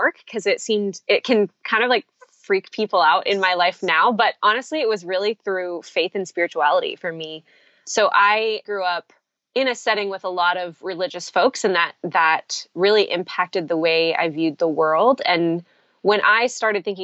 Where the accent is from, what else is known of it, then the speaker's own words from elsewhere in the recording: Manila, Metro Manila, Philippines; now in United States; I grew up in the Philippines